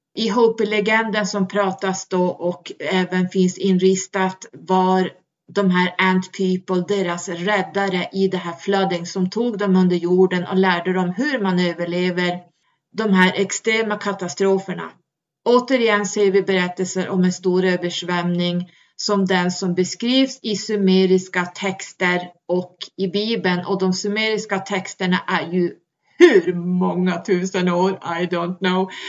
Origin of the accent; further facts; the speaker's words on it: Sweden; vi svenskar